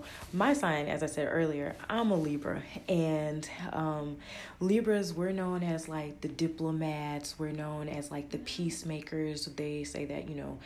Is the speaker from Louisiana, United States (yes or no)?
yes; Louisiana, United States; I'm from Louisiana